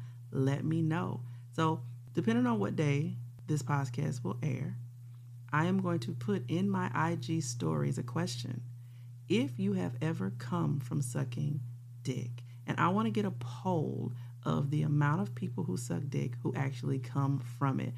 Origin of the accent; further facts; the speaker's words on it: Louisiana, United States; I'm from Louisiana